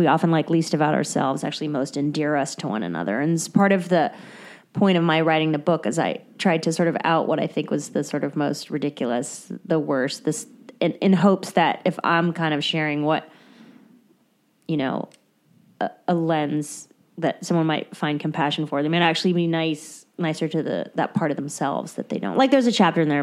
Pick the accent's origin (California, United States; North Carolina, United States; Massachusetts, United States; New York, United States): California, United States; Southern; moved away as an adult; now in Wyoming, United States; I was raised in Southern California